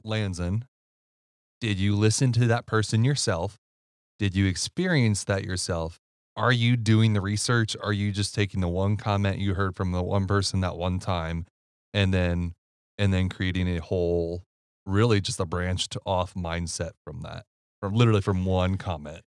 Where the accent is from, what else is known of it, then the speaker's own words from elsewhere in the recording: Ohio, United States; moved away; I'm from Ohio